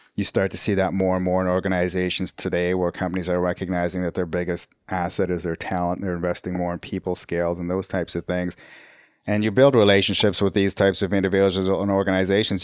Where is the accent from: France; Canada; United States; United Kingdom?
Canada; also born or lived in Nairobi, Kenya; we came to Canada in nineteen seventy-three. So I was born in Nairobi, Kenya.